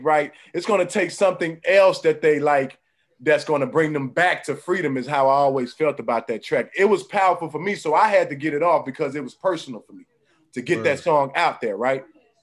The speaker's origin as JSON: {"language": "English", "town": "Dallas", "region": "Texas", "country": "United States", "tie": "born or raised there", "also_born_or_lived": "Bryan, Texas / College Station, Texas", "said": "I'm a black man first that was born and raised in Dallas, Texas"}